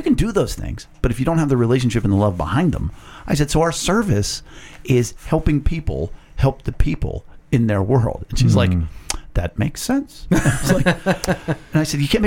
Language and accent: English; Penn Hills, Pennsylvania, United States; I'm from Penn Hills.